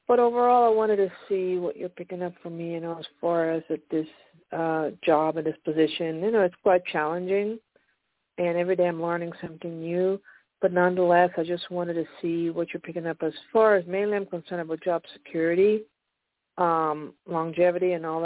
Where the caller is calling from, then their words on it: Pennsylvania, United States; I'm calling from Pennsylvania